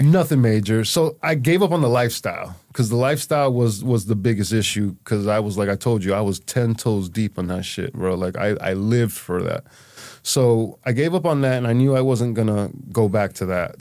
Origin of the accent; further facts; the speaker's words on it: Miami, Florida, United States; moved away as an adult; now in Holyoke, United States; I'm from Miami and I'm able to stay in Miami